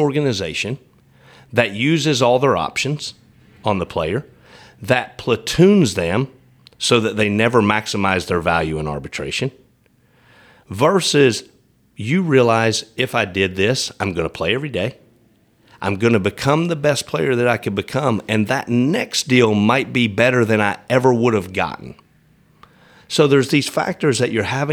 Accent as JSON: {"language": "English", "region": "East Tennessee", "country": "United States", "tie": "born or raised there", "lives_now": "Nashville, United States", "said": "I grew up in East Tennessee"}